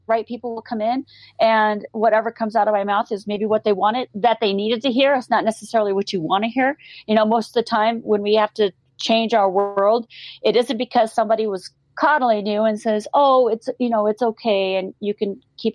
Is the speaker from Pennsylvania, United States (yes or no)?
no; Montana, United States; I grew up in Montana